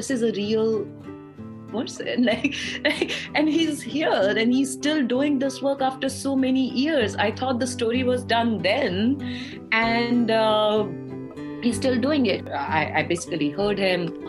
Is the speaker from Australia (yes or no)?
no; India; now in United States; I grew up in India, very proud Indian-American